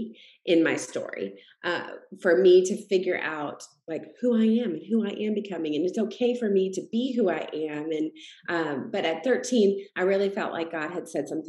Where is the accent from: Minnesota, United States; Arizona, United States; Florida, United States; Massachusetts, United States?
Massachusetts, United States; I grew up in Massachusetts